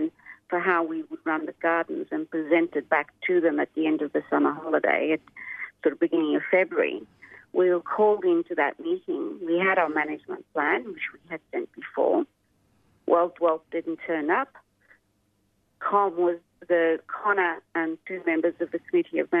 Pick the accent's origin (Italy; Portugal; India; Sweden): Portugal; now in Australia; I was born in Portugal.